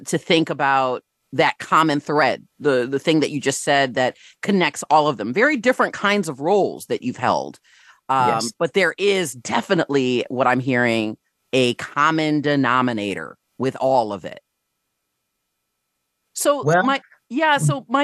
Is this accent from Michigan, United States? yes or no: yes; Rochester Hills, Michigan, United States; my experience growing up in Rochester Hills, Michigan